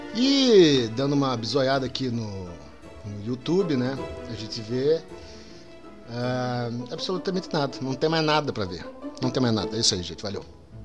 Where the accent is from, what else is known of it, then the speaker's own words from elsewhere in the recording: Rio Grande do Sul, Brazil; Eu sou gaúcho